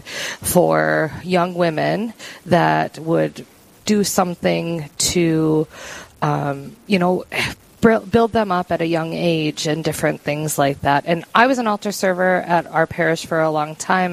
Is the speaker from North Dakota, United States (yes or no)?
yes; Mandan, North Dakota, United States; I have been born and raised in in Mandan.